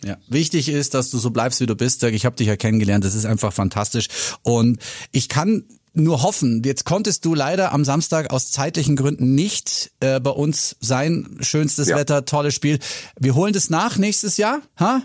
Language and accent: German; Bavaria, Germany